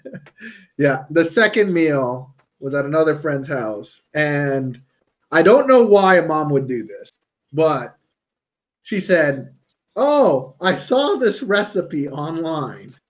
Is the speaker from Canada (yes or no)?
yes; Canada; I'm Canadian.